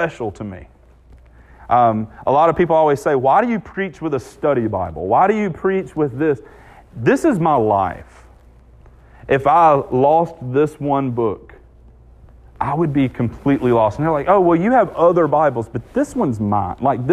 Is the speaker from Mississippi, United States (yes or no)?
yes; Southwest Mississippi, United States; I'm from Southwest Mississippi